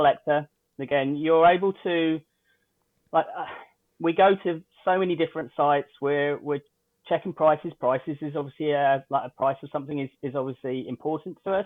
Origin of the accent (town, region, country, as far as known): United Kingdom; now in Canada